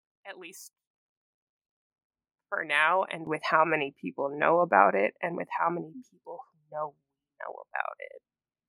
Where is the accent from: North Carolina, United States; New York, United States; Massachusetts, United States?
Massachusetts, United States; I'm also originally from Massachusetts